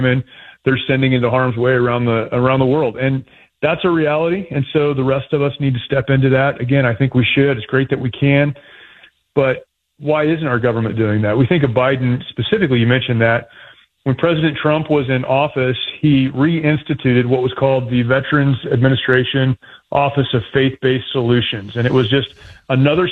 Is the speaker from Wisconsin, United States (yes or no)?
no; Southern California, United States; I grew up here. My family's here.